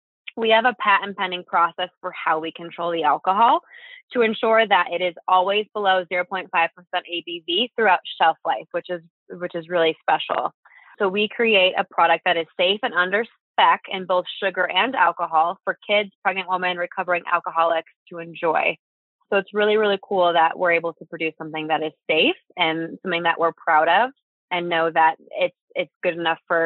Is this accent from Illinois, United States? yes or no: yes; Chicago, Illinois, United States; moved away as an adult; now in Boulder, United States; I was born and raised in Chicago